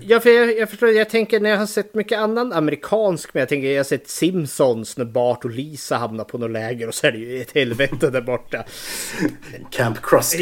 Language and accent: Swedish; Eskilstuna, Södermanland, Sweden; nu är jag född och uppvuxen här i Eskilstuna